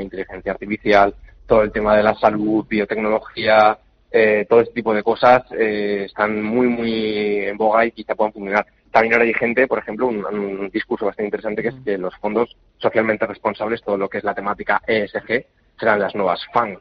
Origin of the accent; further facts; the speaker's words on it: Spain; somos españoles, que vivimos en Europa